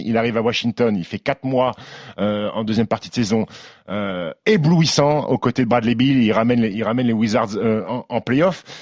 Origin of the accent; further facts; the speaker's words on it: France; chez nous en France